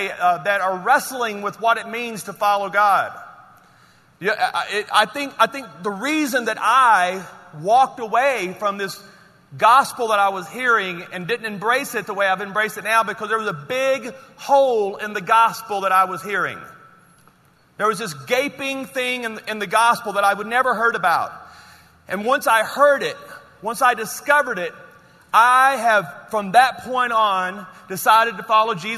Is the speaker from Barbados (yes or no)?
no; Louisiana, United States; I'm from Louisiana